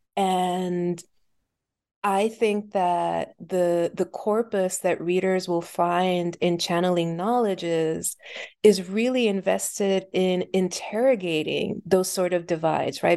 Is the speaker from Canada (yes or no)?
no; Puerto Rico; now in Philadelphia, United States; I was born and raised in Puerto Rico